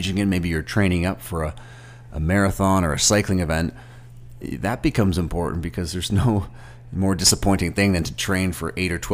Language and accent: English; Toronto, Ontario, Canada; I'm from Toronto